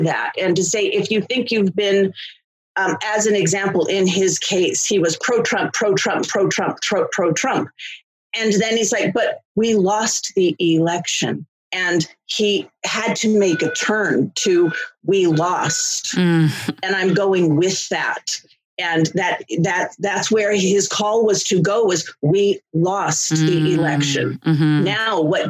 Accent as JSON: {"language": "English", "town": "Los Angeles", "region": "California", "country": "United States", "tie": "born or raised there", "also_born_or_lived": "Philadelphia", "said": "I was raised here in Los Angeles, and I went to school here and went to college here and never moved away from Los Angeles. So I'm an Angeleno"}